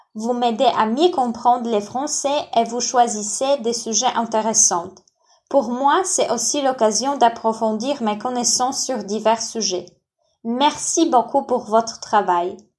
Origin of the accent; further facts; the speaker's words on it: Poland; French is a second language; j'ai vis en Pologne à Lublin et je suis polonaise.